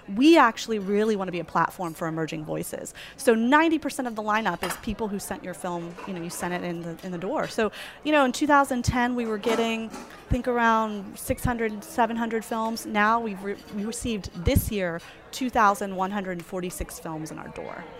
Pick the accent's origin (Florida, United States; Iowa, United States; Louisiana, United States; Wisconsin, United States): Florida, United States; Tallahassee; now in New Orleans, United States; I'm from Tallahassee.